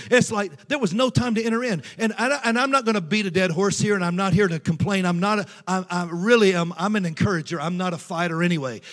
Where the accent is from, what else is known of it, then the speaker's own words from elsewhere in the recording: Tennessee, United States; moved away as an adult; also born or lived in North Georgia / St. Louis, Missouri; I grew up, I was born in Tennessee, and I grew up in churches in Tennessee and North Georgia